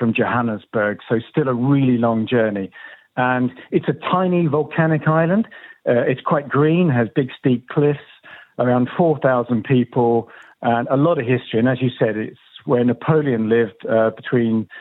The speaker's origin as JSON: {"language": "English", "area": "Devon", "region": "South West England", "country": "United Kingdom", "said": "I'm from Devon, down in the southwest of England"}